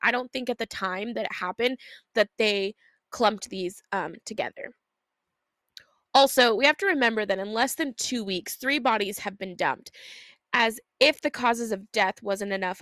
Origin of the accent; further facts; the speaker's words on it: Pacific Northwest, United States; We are sisters from the Pacific Northwest